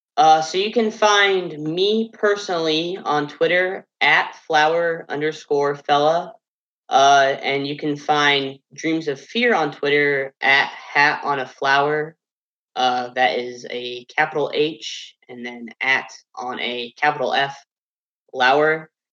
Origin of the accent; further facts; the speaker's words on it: Fort Wayne, Indiana, United States; moved away as an adult; now in Portsmouth, United States; I'm not from Ohio at all. I'm actually from Fort Wayne, Indiana, so it was quite a trek coming down here